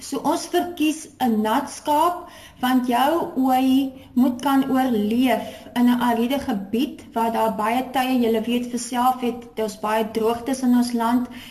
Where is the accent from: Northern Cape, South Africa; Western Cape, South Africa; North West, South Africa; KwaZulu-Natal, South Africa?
Western Cape, South Africa; Porterville; moved away as an adult; now in Free State, South Africa; ek is gebore in Portewal in die Swartland en ek het um, op 'n plaas groot geword.